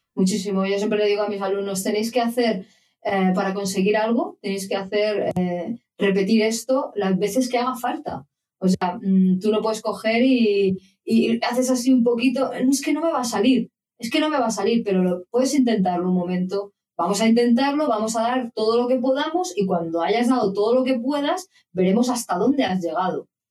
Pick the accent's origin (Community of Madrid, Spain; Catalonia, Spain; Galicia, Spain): Community of Madrid, Spain; Madrid; moved away as an adult; yo soy de Madrid